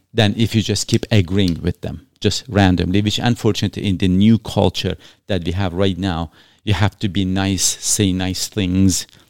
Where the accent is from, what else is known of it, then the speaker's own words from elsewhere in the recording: Iran; now in Canada; I was born in Iran